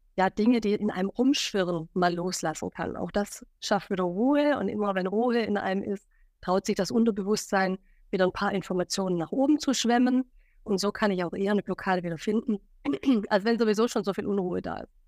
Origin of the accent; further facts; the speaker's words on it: Stuttgart, Baden-Württemberg, Germany; moved away as an adult; now in Hamburg, Germany; ein Schwabe in Hamburg, seit sieben Jahren in Hamburg, ursprünglich nach Stuttgart kommend